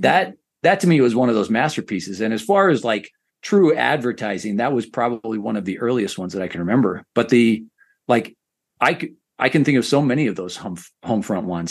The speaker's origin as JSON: {"language": "English", "region": "Idaho", "country": "United States", "tie": "born or raised there", "said": "I grew up in Idaho, so neighborhood equated to ward"}